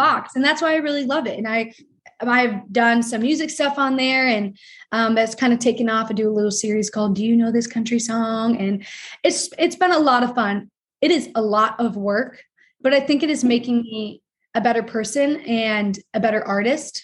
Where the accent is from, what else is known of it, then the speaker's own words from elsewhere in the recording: Ohio, United States; I'm from Ohio